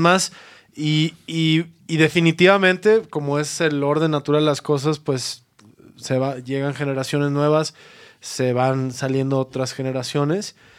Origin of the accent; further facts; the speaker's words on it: Mexico; como mexicanos